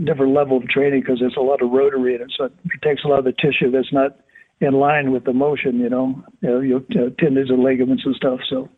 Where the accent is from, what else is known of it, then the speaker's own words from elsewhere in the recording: Miami, Florida, United States; I mean, I'm in North Miami. Back then, there was not what the condos and all the resorts and everything. And I'm sort of on the edge of the Everglades